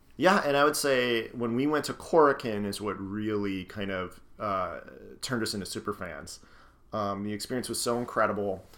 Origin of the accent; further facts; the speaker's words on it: Scranton, Pennsylvania, United States; I grew up in Scranton, Pennsylvania, in the Northeast